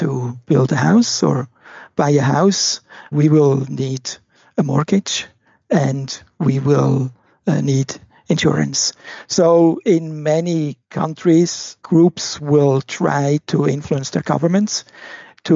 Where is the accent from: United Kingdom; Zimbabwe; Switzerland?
Switzerland; I was born in Switzerland, and growing up, I spent a lot of time in the forests, in the mountains, by the rivers and lakes